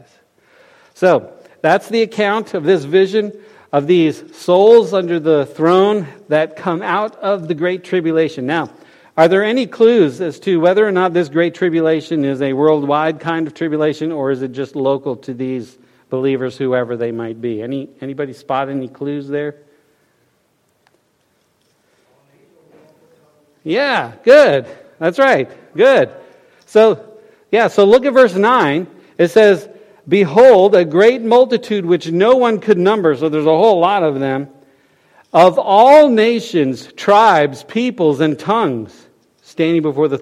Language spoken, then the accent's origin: English; Florida, United States; now in West Virginia, United States; I'm from Florida originally, if you can tell from my accent, right? But, we live here in West Virginia